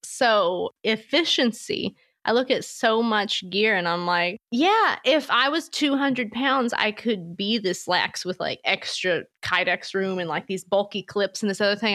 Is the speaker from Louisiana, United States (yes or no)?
yes; Louisiana, United States; I'm from Louisiana